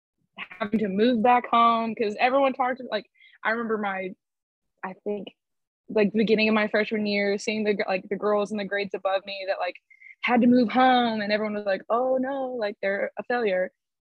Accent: Decatur, Texas, United States; also born or lived in Killeen / Godley / Crescent / Boyd; it's easiest to say that I'm from Decatur, Texas. But I've moved around a lot.

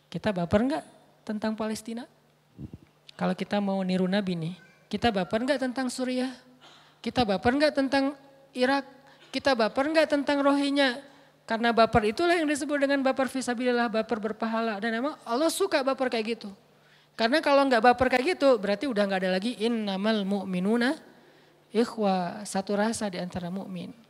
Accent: Aceh, Indonesia; Kenapa kamu bantu e, pas gempa di Aceh? Itu kampung saya. Emangnya yang gempa di Aceh doang? Ya nggak masalah, tapi itu kampung saya gitu.

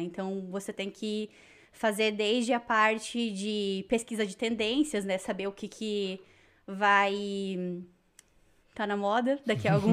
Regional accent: Joinville, Santa Catarina, Brazil; moved away as an adult; also born or lived in São Paulo; now in Toronto, Canada; eu sou natural de Joinville, Santa Catarina

